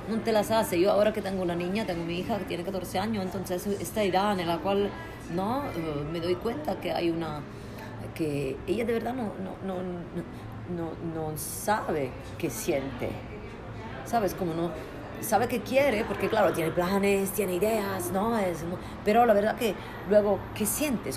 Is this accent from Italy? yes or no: yes; Italy; Spanish is a second language; moved away as an adult; also born or lived in Prague, Czech Republic; now in Barcelona, Spain; yo soy italiana